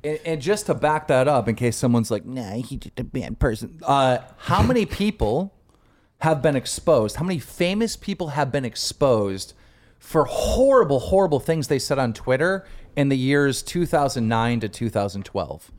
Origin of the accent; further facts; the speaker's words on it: Buffalo, New York, United States; Asian kid from my hometown of Buffalo, New York